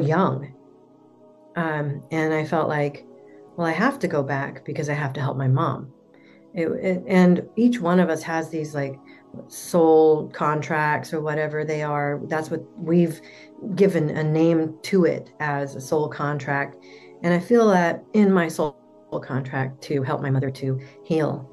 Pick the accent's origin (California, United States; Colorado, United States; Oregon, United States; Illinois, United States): Oregon, United States; Portland; I'm from Portland, Oregon.